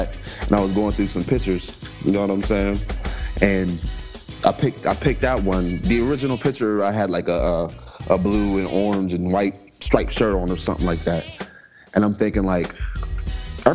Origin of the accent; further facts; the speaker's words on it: Coraopolis, Pennsylvania, United States; I'm from Pittsburgh. Yeah, from a little small town, Coriopolis